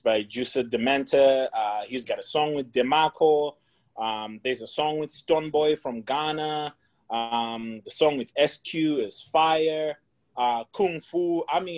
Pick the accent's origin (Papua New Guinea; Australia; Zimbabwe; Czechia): Zimbabwe; moved away as an adult; also born or lived in India; born and raised in Zimbabwe, of course, went to school in Zim for my undergrad